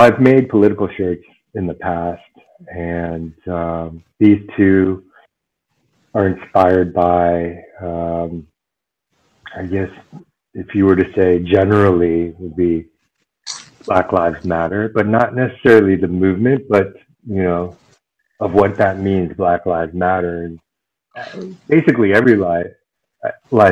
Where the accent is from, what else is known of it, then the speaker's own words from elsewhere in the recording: United States; moved away as an adult; now in Germany; an Asian American growing up in the States